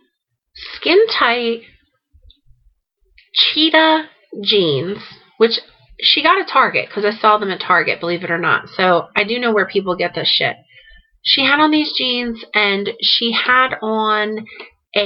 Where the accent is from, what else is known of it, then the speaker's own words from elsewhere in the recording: New Jersey, United States; I am from South Jersey. I am a Jersey girl